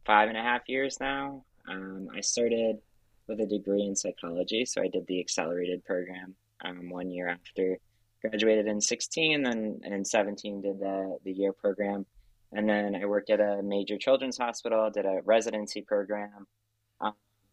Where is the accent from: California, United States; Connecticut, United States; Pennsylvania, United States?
Connecticut, United States; I'm from Connecticut. And I worked in Connecticut